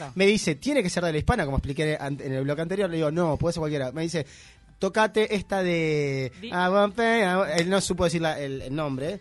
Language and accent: Spanish; Uruguay; I'm from Uruguay